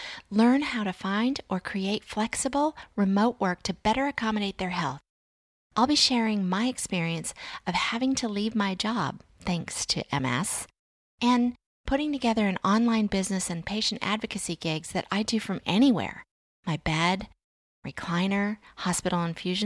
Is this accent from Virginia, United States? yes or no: yes; Virginia, United States